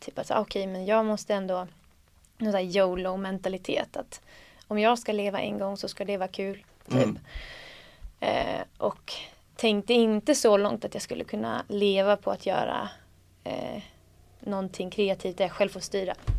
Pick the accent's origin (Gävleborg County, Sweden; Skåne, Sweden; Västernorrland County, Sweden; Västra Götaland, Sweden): Gävleborg County, Sweden; Söderhamn; moved away as an adult; jag bodde där ändå tills jag var 18-19